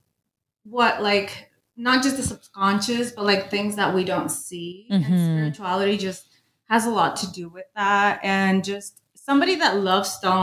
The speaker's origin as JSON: {"language": "English", "area": "Bay Area", "region": "California", "country": "United States", "said": "we're from the Bay Area here locally"}